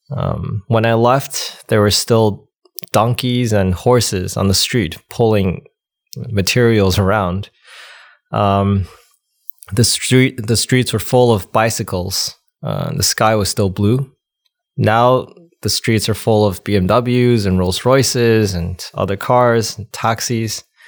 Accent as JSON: {"language": "English", "country": "United States", "tie": "born or raised there", "also_born_or_lived": "China / Wisconsin"}